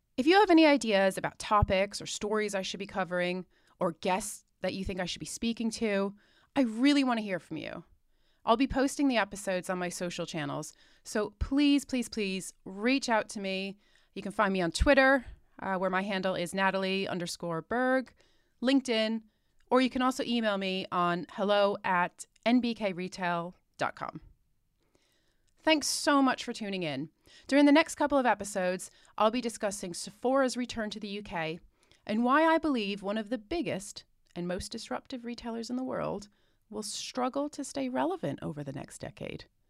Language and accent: English; United States; moved away as an adult; now in United Kingdom; I'm American by birth, but have lived in the U K for nearly half my life now